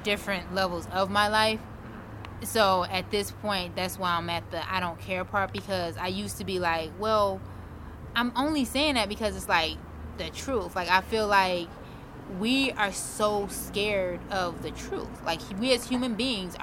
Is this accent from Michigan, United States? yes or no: yes; Detroit, Michigan, United States; now in Arizona, United States; I'm from Detroit